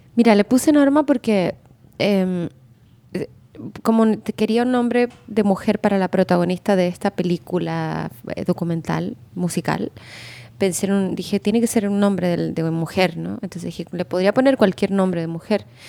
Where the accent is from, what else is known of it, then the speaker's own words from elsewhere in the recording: Chile; moved away as an adult; now in Mexico; yo soy de Chile y allá es más difícil, o sea, por lo menos yo que crecí en los 90